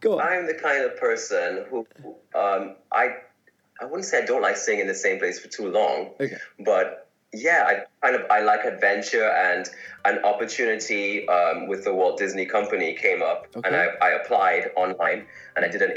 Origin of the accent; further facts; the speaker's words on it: Trinidad & Tobago; moved away as an adult; also born or lived in Shanghai; now in United Kingdom; I am originally from Trinidad and Tobago. And for those who don't know, that is in the Caribbean. It's a twin island, but I am from Trinidad. And I grew up there